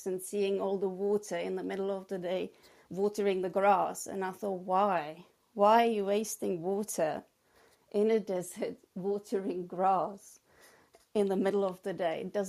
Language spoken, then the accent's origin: English; Czechia; English is a second language; moved away as an adult; also born or lived in England / Spain / Croatia / New York; now in Oxfordshire, United Kingdom; I was born in the Czech Republic, and I lived there till I was 18